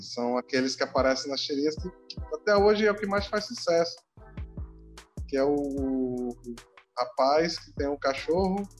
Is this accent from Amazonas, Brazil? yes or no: yes; Manaus, Amazonas, Brazil; a gente é de Manaus